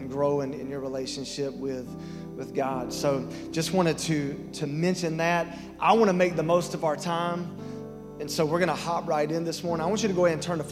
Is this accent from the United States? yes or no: yes; Lyons area, Georgia, United States; I'm from the Lines area, not the Vidalia area